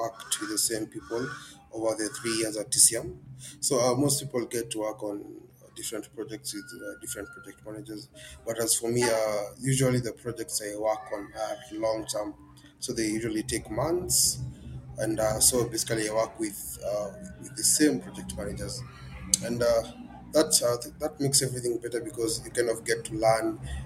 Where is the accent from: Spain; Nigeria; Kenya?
Kenya; I'm a software developer and I'm from Kenya